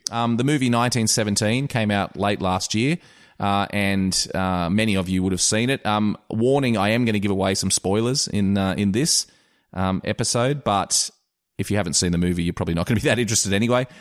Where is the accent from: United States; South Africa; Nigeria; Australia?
Australia; I'm an Australian